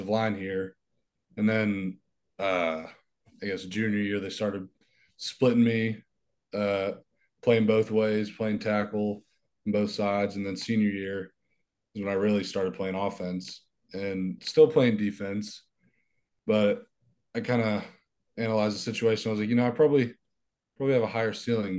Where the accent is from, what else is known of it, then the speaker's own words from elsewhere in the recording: Germantown, Tennessee, United States; I grew up in a suburb. It's called Germantown